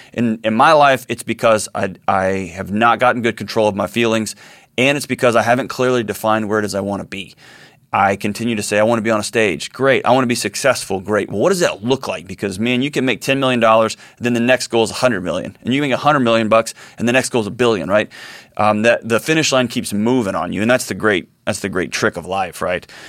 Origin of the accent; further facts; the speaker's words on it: Houston, Texas, United States; my hometown of Houston